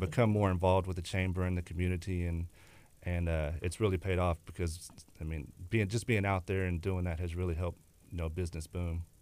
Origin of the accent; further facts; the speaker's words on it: Texas City, Texas, United States; also born or lived in La Marque, Texas / Galveston, Texas; Lived, grew up in West Texas City.